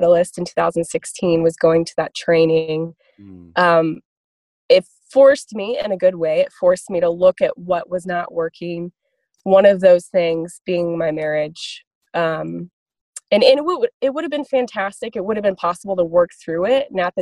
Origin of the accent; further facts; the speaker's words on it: Kansas City, Missouri, United States; moved away as an adult; also born or lived in Lawrence, Kansas / Nashville, Tennessee; I was born in Lawrence, Kansas, but then we relocated to Kansas City, Missouri. I grew up there